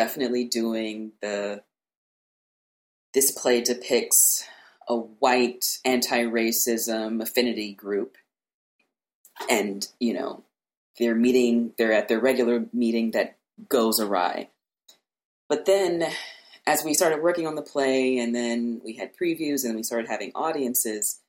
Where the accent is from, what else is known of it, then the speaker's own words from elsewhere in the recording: Louisiana, United States; I grew up in Louisiana and I went to white schools my entire life